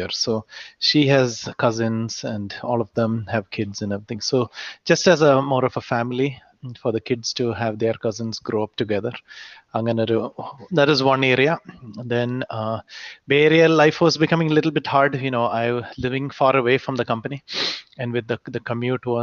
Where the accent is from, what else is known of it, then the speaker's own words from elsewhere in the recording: Kuwait; moved away; also born or lived in India; so I was not born in India actually. I was born in Kuwait. So mm. in my whole school time, I was in Kuwait